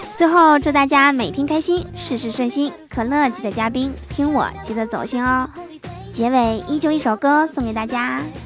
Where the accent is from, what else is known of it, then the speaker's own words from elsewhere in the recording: northern China, China; 作为北方人啊，冬天下雪早已是司空见惯了